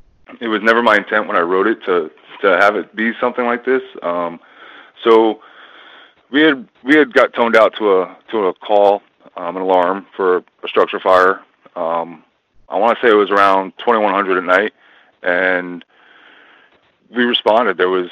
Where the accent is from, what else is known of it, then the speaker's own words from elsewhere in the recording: Long Island, New York, United States; growing up on Long Island, it's probably got like the largest volunteer firefighting population in the world.